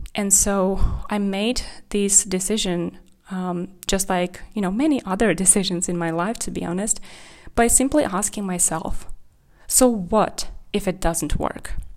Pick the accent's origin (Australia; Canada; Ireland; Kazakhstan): Kazakhstan; English is a second language; also born or lived in Czech Republic / Spain; now in Germany; I grew up in Kazakhstan, and then I moved to Czech Republic